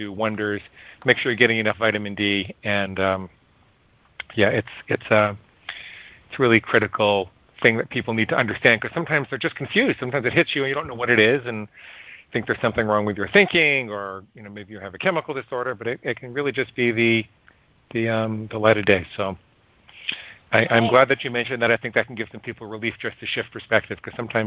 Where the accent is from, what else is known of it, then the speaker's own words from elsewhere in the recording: Great Neck, New York, United States; also born or lived in Stony Brook, New York / Syosset, New York; I grew up in Great Neck.